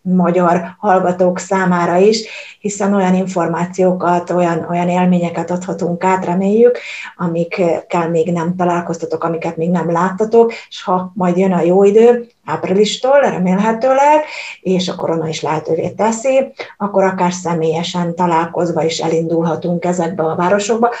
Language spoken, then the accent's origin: Hungarian; Hungary; now in Germany; én Magyarországról jövök, és Magyarországon tanultunk a német történelemről